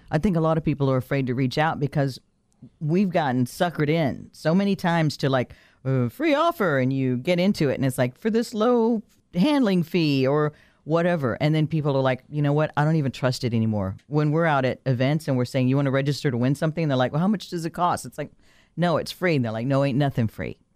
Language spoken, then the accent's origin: English; Texas, United States; moved away; We grew up poor in Texas